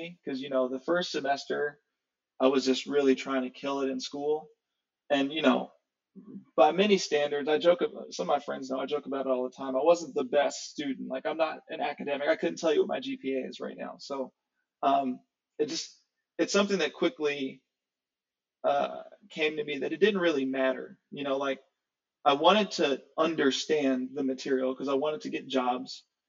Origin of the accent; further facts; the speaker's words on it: Nashville, Tennessee, United States; also born or lived in Ohio; Yeah, so born in Ohio in some small town. My mom had me when she was really young, when she was in college. She was 19. So by and large, when people ask me where I'm from, I say Nashville.